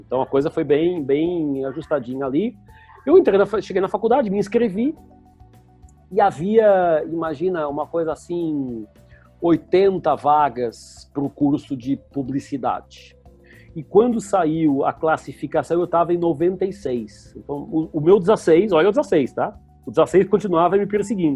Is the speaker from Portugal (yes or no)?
yes; Lisbon, Portugal; moved away as an adult; now in Brazil; eu nasci em Portugal, Lisboa, numa família super classe média normal